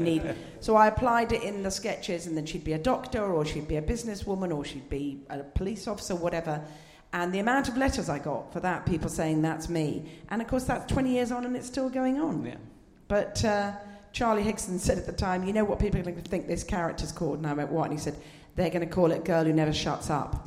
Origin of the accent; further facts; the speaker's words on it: Scotland, United Kingdom; accent: posh Scot; as a Scot, a, but as you can tell, a posh Scot